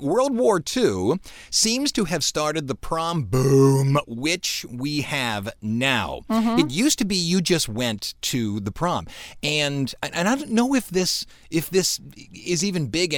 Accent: Cleveland, Ohio, United States; We're from Cleveland

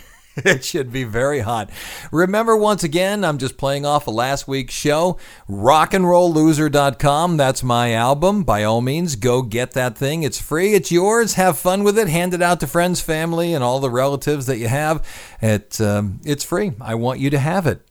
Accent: Cleveland, Ohio, United States; Cleveland because that's my hometown

